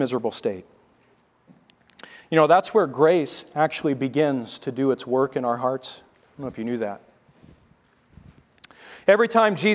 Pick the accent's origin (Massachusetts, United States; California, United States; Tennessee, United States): Tennessee, United States; moved away; The spiritual diet in Texas is a lot like what I grew up under in Tennessee